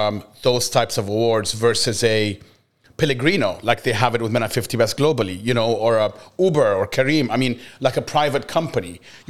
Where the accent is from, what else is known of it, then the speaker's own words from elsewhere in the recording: Egypt; I grew up in Egypt